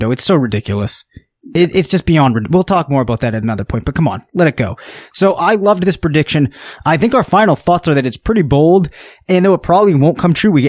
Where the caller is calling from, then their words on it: Mississippi, United States; Hey, this is … I'm calling from Mississippi where I'm stuck at at the moment.